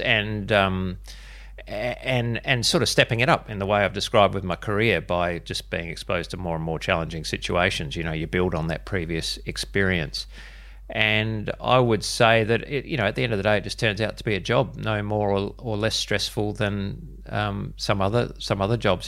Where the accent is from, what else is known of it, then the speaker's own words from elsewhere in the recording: Adelaide, South Australia, Australia; I was born and bred in Adelaide, which is where I am, am still